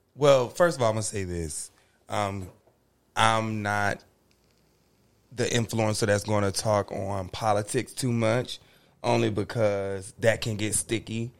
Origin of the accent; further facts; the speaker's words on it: North Carolina, United States; moved away as an adult; now in California, United States; I'm from North Carolina